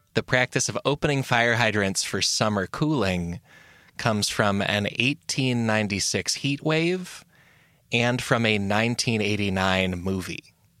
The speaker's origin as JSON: {"language": "English", "country": "United States", "said": "as an American"}